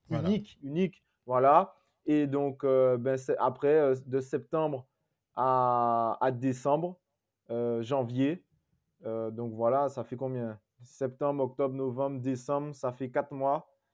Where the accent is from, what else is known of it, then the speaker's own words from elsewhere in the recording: Guadeloupe; chez moi en Guadeloupe